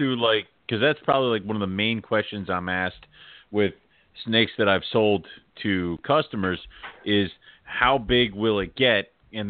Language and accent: English; Philadelphia, Pennsylvania, United States; I'm from Pennsylvania, Philadelphia area. I say water.